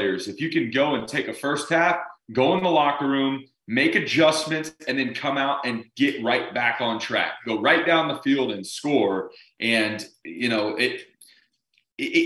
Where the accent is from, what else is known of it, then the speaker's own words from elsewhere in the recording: San Antonio, Texas, United States; my hometown school is UTSA Roadrunners